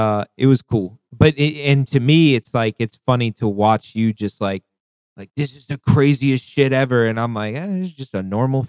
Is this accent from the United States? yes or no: yes; the South, United States; But, like, you got to think that growing up in the South, the North was always richer than the South.